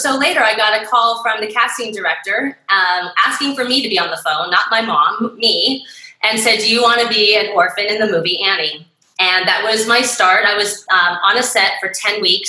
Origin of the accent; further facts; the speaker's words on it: Rowland Heights, California, United States; I was raised in Roland Heights